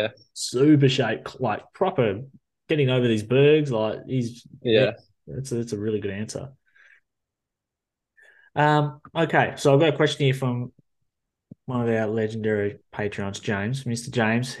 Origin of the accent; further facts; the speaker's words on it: New Zealand; now in Australia; I'm from New Zealand, but still I live here